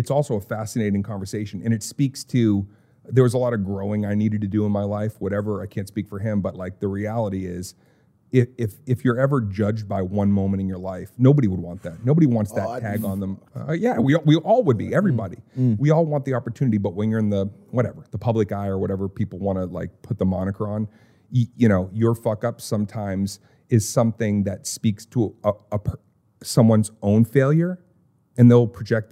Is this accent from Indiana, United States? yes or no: no; Lowell, Massachusetts, United States; I'm from Lowell Mass.